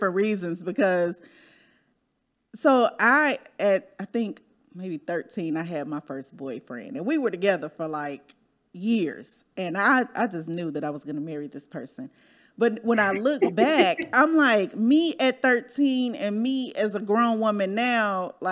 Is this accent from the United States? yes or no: yes; Northwest Indiana, United States; I'm from Northwest Indiana, grew up in the area.